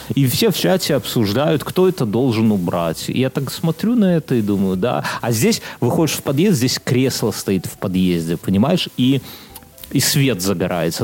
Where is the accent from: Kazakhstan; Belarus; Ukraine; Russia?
Belarus; now in Lithuania